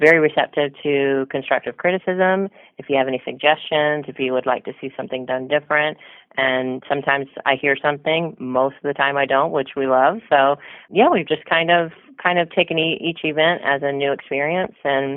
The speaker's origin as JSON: {"language": "English", "town": "Orlando", "region": "Florida", "country": "United States", "tie": "born or raised there", "also_born_or_lived": "London, United Kingdom", "moved": "as an adult", "said": "I grew up in Orlando"}